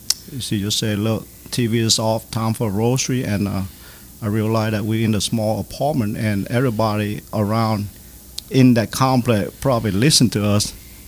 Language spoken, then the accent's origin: English; United States; And when when I grew up here in America, I was screwed, man.